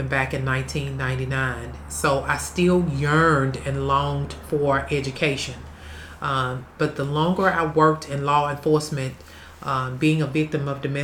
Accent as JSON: {"language": "English", "town": "Vicksburg", "region": "Mississippi", "country": "United States", "tie": "born or raised there", "also_born_or_lived": "Detroit, Michigan", "said": "I am from Vicksburg, Mississippi, an original native"}